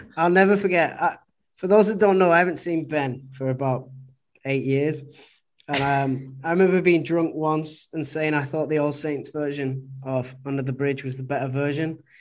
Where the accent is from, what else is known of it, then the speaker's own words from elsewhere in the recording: Oldham, North West England, United Kingdom; moved away as an adult; now in Guangzhou, China; I'm from Oldham